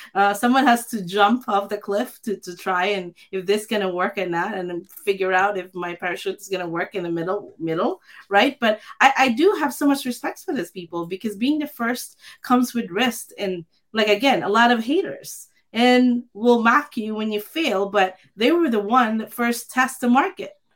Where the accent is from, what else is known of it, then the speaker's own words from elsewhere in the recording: Philippines; I grew up in the Philippines